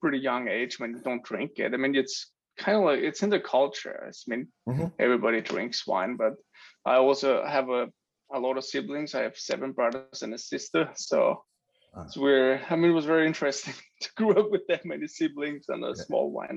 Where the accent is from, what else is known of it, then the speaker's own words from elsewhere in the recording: Lower Austria, Austria; moved away as an adult; also born or lived in New York City, United States; So I grew up in Austria in a small town about 80 kilometers west of Vienna on the beautiful Blue Danube.